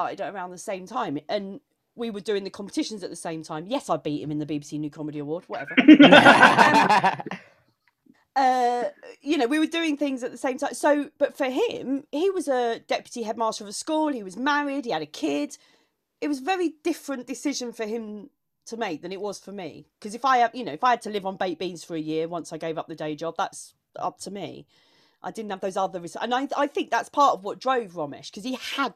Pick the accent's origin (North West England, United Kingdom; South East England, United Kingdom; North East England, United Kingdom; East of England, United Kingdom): South East England, United Kingdom; Maidstone; I grew up in Maidstone in Kent